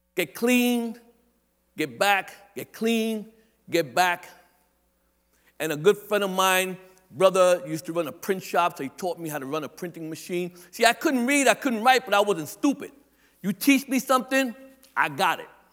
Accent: New York City, New York, United States; also born or lived in Staten Island; I'm a Brooklyn boy. I live in Staten Island, but I'm not from Staten Island. I'm from Brooklyn

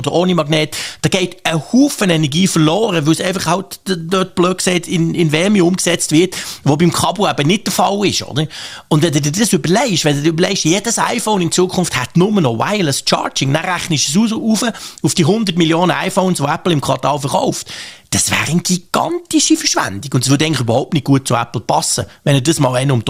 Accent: Switzerland; das ist natürlich der Punkt, der mich als Schweizer immer nervt. Und ich bin dort auch eher skeptisch, was die Geschwindigkeit anbelangt, wie das die Schweiz ähm, soll dazukommen soll.

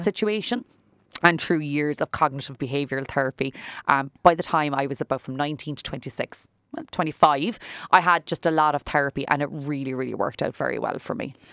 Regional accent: Fermoy, Munster, Ireland; moved away as an adult; also born or lived in Cork; I was a girl from Fermoy. right? I was from, like, a s, like, the town of Fermoy, and I was here in the big city

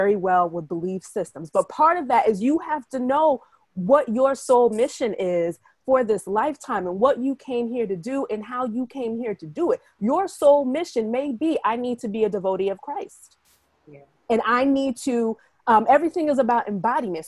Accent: United States; also born or lived in Asia; I'm Ghanaian American, first generation

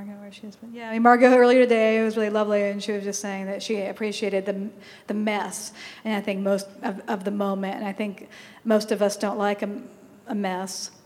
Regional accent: San Francisco, California, United States; moved away; also born or lived in New York; I grew up in the Haight-Ashbury, and I'd come all the way to New York

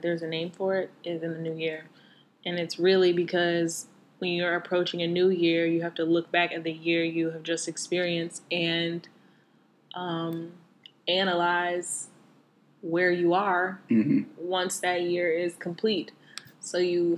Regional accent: Southern US, United States; accent: heavy Southern; my heavy Southern accent

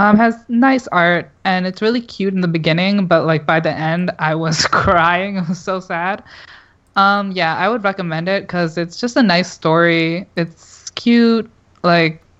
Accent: Canada; I'm Canadian

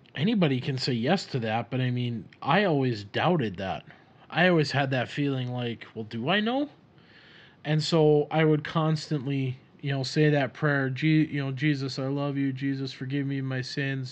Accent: Minneapolis, Minnesota, United States; accent: Minnesota; I was born in Minnesota. And you could probably hear the accent with me just saying Minnesota. And I grew up around the Twin Cities for a time. Uh, majority of my life was spent in the suburbs of the Twin Cities

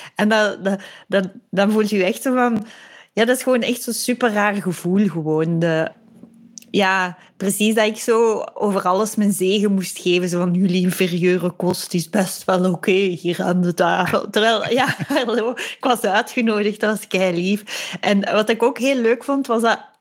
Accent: Belgium; moved away as an adult; also born or lived in Leiden, Netherlands; wij als Belgen

